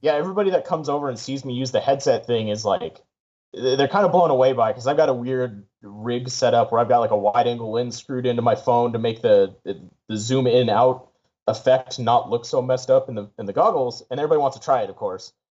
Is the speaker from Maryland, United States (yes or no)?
no; San Diego, California, United States; I grew up in San Diego, um, so a lot of my friends are still down there in San Diego